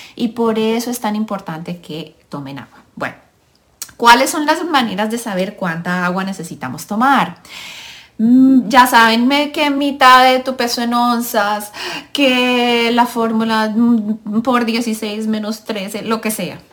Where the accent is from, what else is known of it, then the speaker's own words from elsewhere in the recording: Colombia; now in United States; soy colombiana, mamá de tres niños, Vivo en el país de los Estados Unidos de Norteamérica